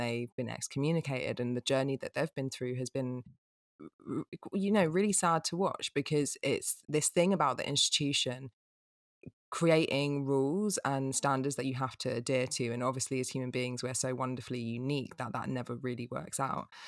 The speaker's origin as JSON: {"language": "English", "region": "England", "country": "United Kingdom", "said": "as an English person"}